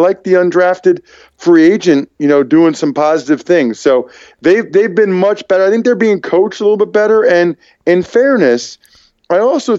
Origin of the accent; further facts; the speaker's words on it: Pennsylvania, United States; I'm from Pennsylvania.